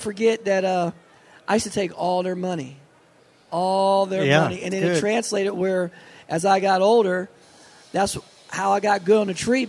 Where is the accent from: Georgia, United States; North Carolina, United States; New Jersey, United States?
New Jersey, United States; where we grew up at in New Jersey, Pennsylvania, New York, and Maryland and Delaware area